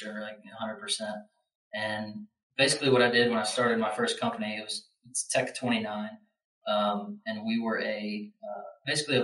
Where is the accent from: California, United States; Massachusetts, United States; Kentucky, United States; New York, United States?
Kentucky, United States; Louisville; I grew up in Louisville, Kentucky.